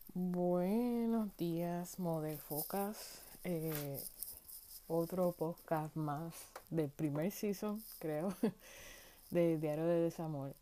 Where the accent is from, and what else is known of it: Puerto Rico; moved away as an adult; now in United States